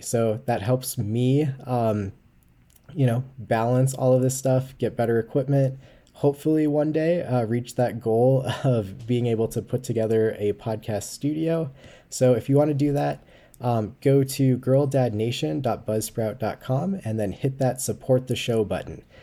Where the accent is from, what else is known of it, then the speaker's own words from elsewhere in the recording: Colorado, United States; my home state of Colorado